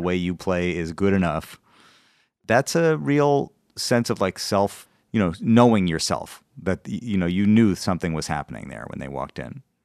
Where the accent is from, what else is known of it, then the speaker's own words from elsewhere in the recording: Madison, Wisconsin, United States; now in Brooklyn, New York, United States; I'm from Wisconsin. I grew up in Wisconsin.